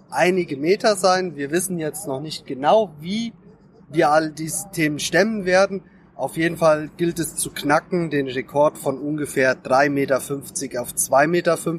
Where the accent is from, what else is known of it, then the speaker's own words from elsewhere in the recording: Hesse, Germany; born there; wobei ich gebürtiger Hesse bin und von daher multikulturell, multinational unterwegs bin